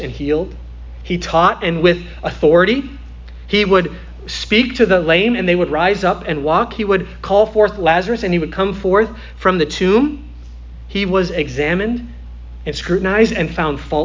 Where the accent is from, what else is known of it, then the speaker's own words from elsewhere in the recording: Midwest, United States; now in Florida, United States; I come from the Midwest